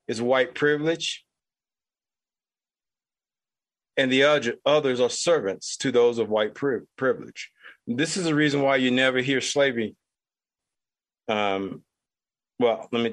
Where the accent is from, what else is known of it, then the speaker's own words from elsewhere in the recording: United States; as an American who happens to be Black